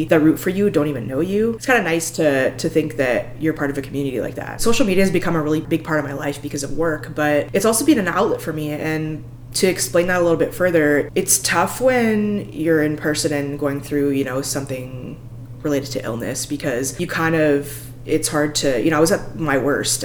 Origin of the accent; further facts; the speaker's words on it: Alberta, Canada; I come from Alberta in Canada